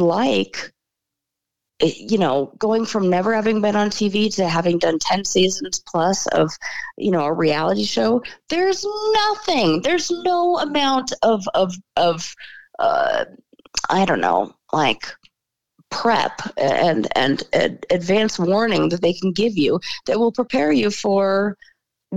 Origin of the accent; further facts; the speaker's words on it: Los Angeles, California, United States; also born or lived in San Francisco; I was born in Los Angeles, born and raised